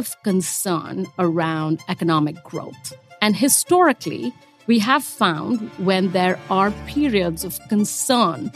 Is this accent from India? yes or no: yes; India; accent: Indian; I'm Indian, as you can hear from the voice